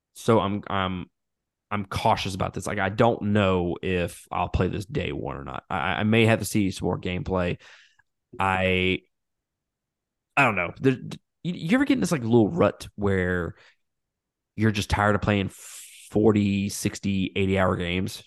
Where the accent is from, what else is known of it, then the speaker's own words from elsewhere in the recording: Mississippi, United States; I'm from Mississippi